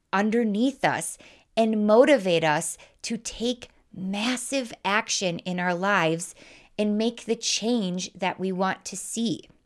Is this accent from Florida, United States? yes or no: no; Wisconsin, United States; accent: Midwest; I was raised in Wisconsin, if you can, if you can't tell by my accent